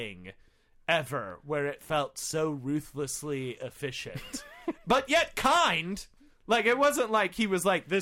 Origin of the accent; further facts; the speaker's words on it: Indiana, United States; moved away; from Indiana